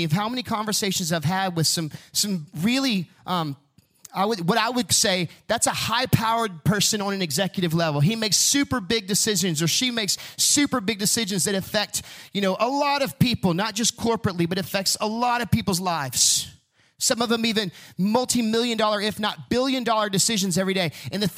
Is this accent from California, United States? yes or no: no; Huntsville, Texas, United States; growing up in Huntsville watching prisoners get released from prison